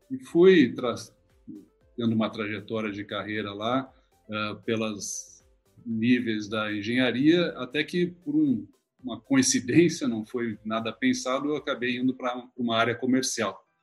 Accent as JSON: {"language": "Portuguese", "town": "Porto Alegre", "region": "Rio Grande do Sul", "country": "Brazil", "said": "nasci em Porto Alegre, sou gaúcho."}